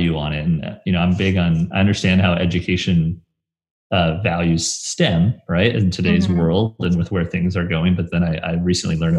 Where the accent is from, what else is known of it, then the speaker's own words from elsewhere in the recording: Brookings, South Dakota, United States; now in Sioux Falls, United States; growing up in Brookings, where South Dakota State is